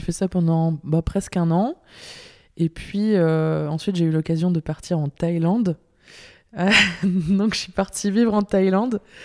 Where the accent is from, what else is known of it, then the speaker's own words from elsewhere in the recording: Lille, Hauts-de-France, France; moved away as an adult; also born or lived in Brussels, Belgium; now in Belgium; je viens de Lille, du nord de la France.